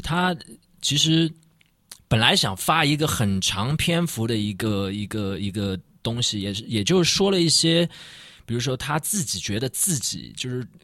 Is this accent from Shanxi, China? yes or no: no; Shanghai, China; 我们上海人就是这个罗松汤还是属于那个俄罗斯，就是以前的苏联